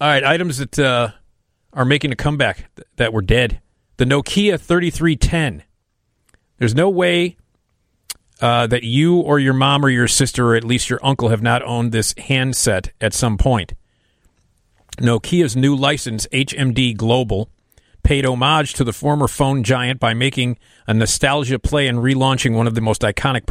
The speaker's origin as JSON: {"language": "English", "town": "Chicago", "region": "Illinois", "country": "United States", "tie": "born or raised there", "said": "I grew up on Addison near Lincoln"}